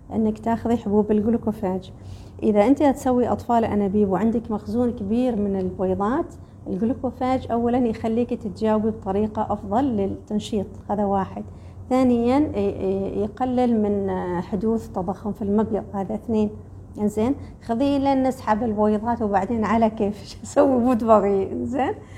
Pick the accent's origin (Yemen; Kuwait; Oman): Oman; عندنا في الخليج مالة في عمان في الخليج